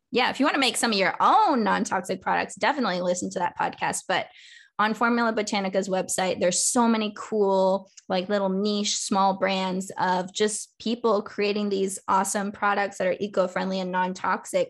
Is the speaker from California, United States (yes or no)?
yes; California, United States; I'm from California, so I always grew up recycling